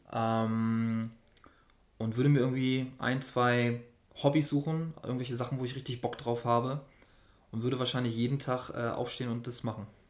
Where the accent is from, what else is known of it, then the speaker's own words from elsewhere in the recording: Hamburg, Germany; Ich bin zwar nicht direkt in Hamburg geboren, sondern knapp daneben, aber habe dann schon meine Kindheit in, in Hamburg verbracht